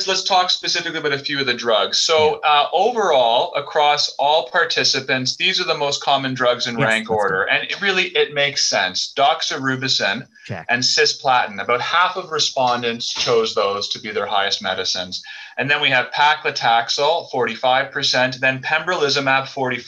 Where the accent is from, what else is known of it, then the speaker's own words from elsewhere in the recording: Canada; I'm Canadian